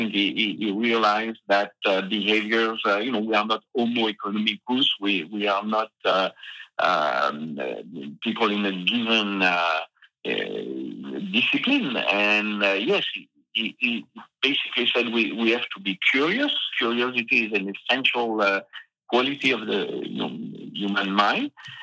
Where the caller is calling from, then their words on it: Massif Central, France; it's just the massive central, you know, these old mountains in the center of France.